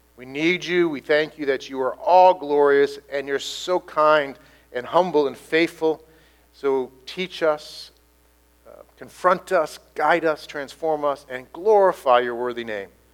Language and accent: English; United States; I'm an Irish American